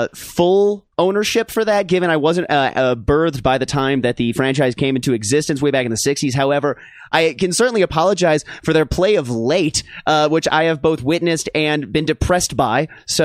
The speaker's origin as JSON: {"language": "English", "region": "Minnesota", "country": "United States", "said": "oofta is the correct terminology for that as a Minnesotan."}